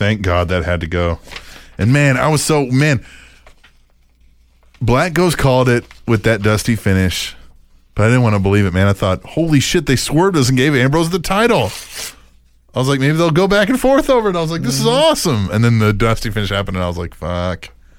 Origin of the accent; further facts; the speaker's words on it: Ireland; Maybe you forgot I'm from Ireland.